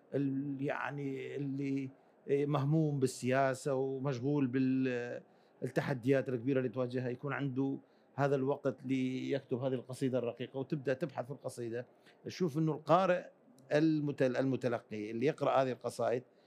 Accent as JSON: {"language": "Arabic", "town": "Mosul", "region": "Nineveh", "country": "Iraq", "tie": "born or raised there", "also_born_or_lived": "Akre, Kurdistan, Iraq", "said": "صحيح ولدت في كردستان في مدينه عقره اللي تبعد عن مدينه الموصل ساعه تقريبا لكني يعني كان عمري خمس سنوات انتقلنا انا والوالد انتقل الى الموصل وعشت كل طفولتي في الموصل"}